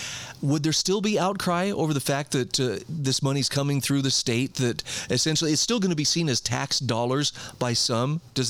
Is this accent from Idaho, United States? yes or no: yes; Idaho, United States; here in my home state of Idaho